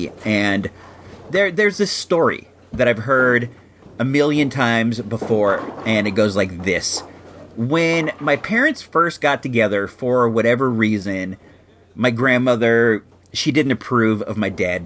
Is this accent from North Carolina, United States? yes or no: no; Chicago, Illinois, United States; moved away; originally we hail from Chicago and the Chicago area